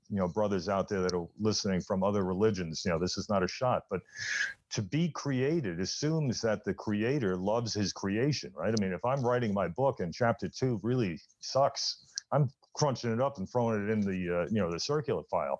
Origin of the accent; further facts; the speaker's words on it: New York City, New York, United States; when I was growing up in the Bronx.